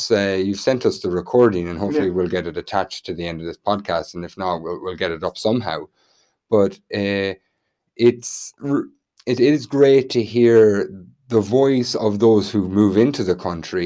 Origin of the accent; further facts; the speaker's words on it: Tubbercurry, Connacht, Ireland; my hometown of Tubbercurry